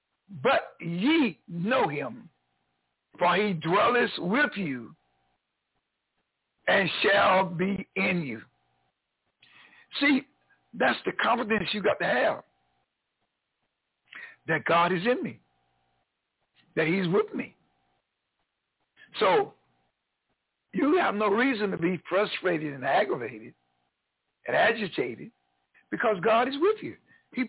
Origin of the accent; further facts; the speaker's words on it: North Carolina, United States; born there; moved away; I'm a new kid on the block down here in North Carolina. I was born in North Carolina, but I was gone from here for over 43 years. I just came back here in 2017.